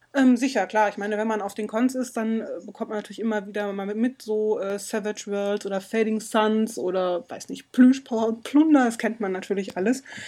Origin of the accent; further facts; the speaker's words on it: Germany; Bei uns in Deutschland